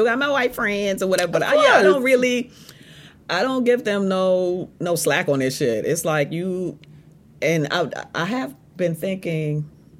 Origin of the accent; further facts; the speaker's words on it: U.S. Virgin Islands; now in United States; So, I'm from the Virgin Islands and I've been in the States for 20 years, but I always say I am in an advantage in that I grew up in my, formative years in a majority black place.